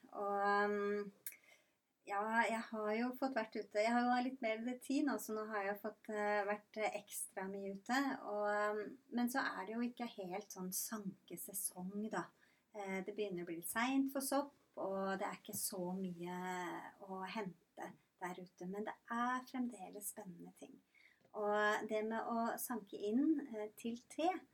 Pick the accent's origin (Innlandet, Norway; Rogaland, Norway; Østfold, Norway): Østfold, Norway; Rygge; now in Randaberg, Norway; Jeg er fra Rygge i Østfold